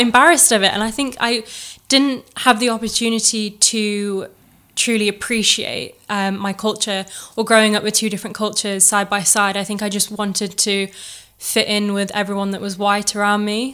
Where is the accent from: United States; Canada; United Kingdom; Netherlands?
United Kingdom; Chesterfield, East Midlands; I was born and bred in Chesterfield